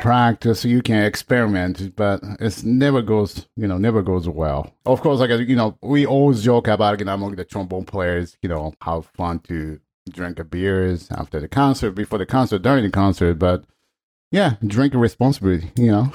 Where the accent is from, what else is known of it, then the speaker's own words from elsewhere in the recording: Tokyo, Japan; English is a second language; moved away; also born or lived in Shinjuku, Tokyo; I grew up, like, outside of Tokyo